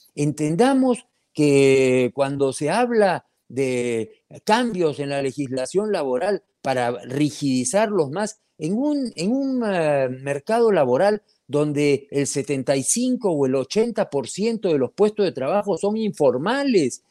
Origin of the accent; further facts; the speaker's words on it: Peru; como peruano, como minero